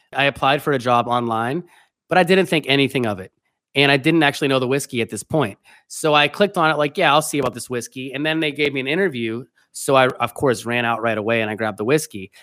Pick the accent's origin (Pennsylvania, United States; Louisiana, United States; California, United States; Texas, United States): Pennsylvania, United States; moved away as an adult; now in New York City, United States; I grew up in Pennsylvania, but I came to New York City for college